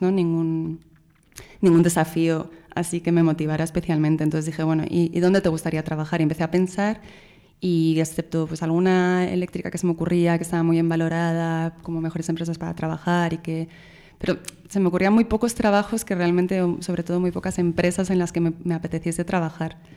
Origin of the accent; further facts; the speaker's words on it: Spain; moved away as an adult; also born or lived in Brazil / Chile / San Francisco, United States / France; no era española.